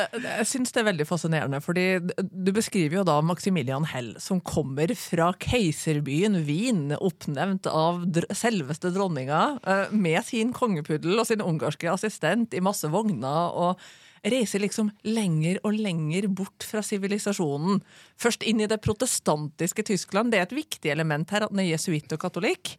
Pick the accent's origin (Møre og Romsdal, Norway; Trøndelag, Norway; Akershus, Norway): Trøndelag, Norway; Trondheim; jeg er født og oppvokst i Trondheim.